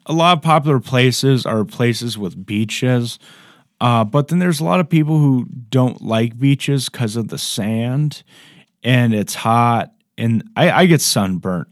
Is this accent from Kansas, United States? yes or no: no; Ohio, United States; I'm from Ohio